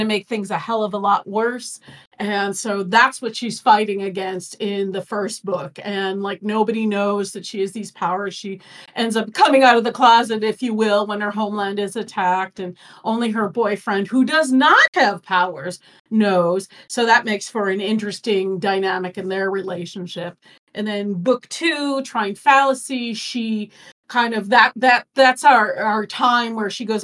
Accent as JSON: {"language": "English", "town": "Chicago", "region": "Illinois", "country": "United States", "tie": "born or raised there", "moved": "yes", "lives_now": "Phoenix, United States", "said": "I grew up in Chicago"}